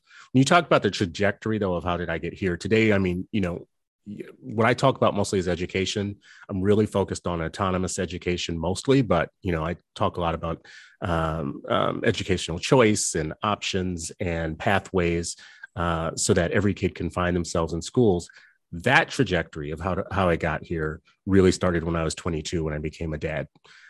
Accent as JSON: {"language": "English", "town": "New Orleans", "region": "Louisiana", "country": "United States", "tie": "born or raised there", "also_born_or_lived": "California / Minnesota / Los Angeles", "said": "I grew up in, I was born in California. I was there for a few grades, the early grades, moved to Louisiana. So did a portion of elementary, middle, and high school in New Orleans. And did fourth grade in Minnesota and fifth grade in Los Angeles"}